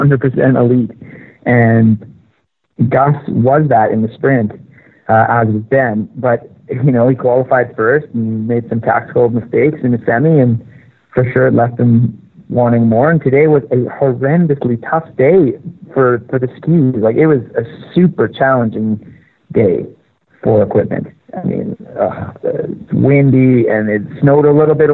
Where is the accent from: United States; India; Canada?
Canada; I'm Canadian